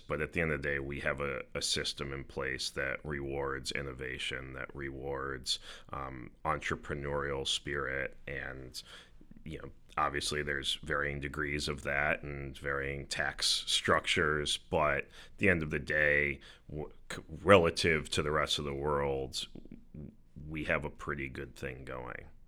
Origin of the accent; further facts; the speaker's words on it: United States; we as American investors